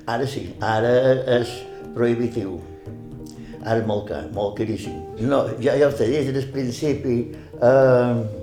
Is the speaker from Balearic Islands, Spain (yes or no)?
yes; Campos, Balearic Islands, Spain; also born or lived in Ses Salines; Mon pare va ser, es, era el jefe de l'estació d'estrenes de Set Salines i quan tenia 5 anys el van destinar a Campos.